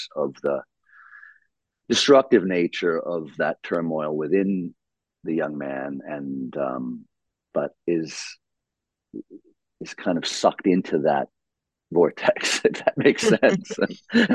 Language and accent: English; New York, United States; I grew up in New York. We have the most wonderfully diverse population in my city